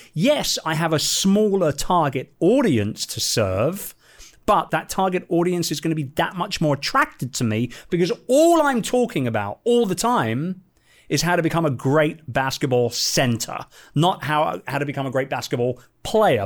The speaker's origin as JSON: {"language": "English", "region": "London", "country": "United Kingdom", "tie": "born or raised there", "moved": "yes", "said": "my hometown, in London"}